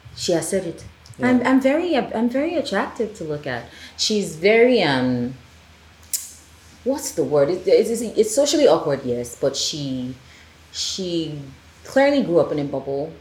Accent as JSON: {"language": "English", "country": "Nigeria", "said": "Yes, I am Nigerian, but I speak French"}